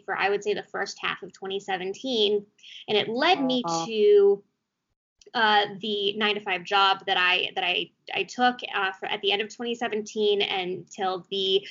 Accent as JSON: {"language": "English", "town": "Beverly Hills", "region": "California", "country": "United States", "tie": "born or raised there", "also_born_or_lived": "Arizona", "said": "I grew up in Beverly Hills, California"}